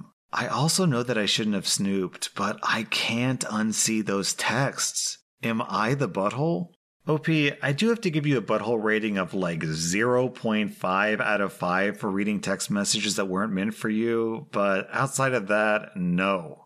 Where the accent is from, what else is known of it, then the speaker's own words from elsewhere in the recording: Belgium; I told her I'm from Belgium, so I also speak French